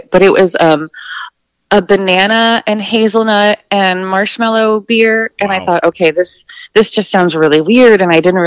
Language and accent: English; Texas, United States; now in Brighton, Michigan, United States; I am from Texas